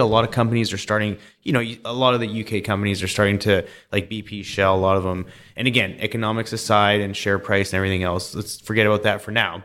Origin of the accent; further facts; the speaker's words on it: close to Vancouver, British Columbia, Canada; I grew up in British Columbia, close to Vancouver